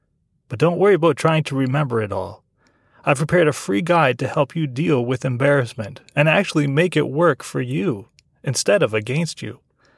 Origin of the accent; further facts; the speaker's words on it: Canada; Right, because I'm from Canada, remember, and my parents still live in Canada, so that's how we stayed in touch, by telephone.